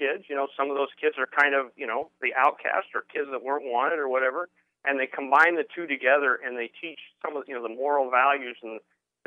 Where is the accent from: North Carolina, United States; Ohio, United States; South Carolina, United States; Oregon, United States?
Oregon, United States; moved away as an adult; also born or lived in Safety Harbor, Florida; I was originally from Oregon